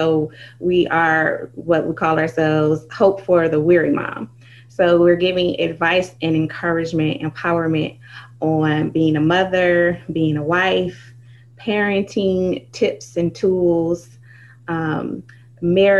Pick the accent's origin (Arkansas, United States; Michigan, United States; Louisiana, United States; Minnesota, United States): Michigan, United States; I am from Michigan.